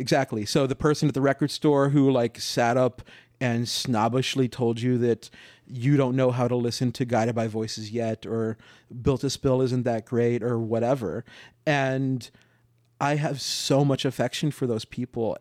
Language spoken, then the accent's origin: English; New Mexico, United States; now in Los Angeles, United States; I'm from New Mexico, and when I moved to L